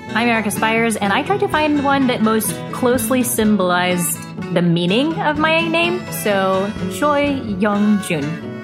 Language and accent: English; the Bible Belt, United States; I grew up in the Bible Belt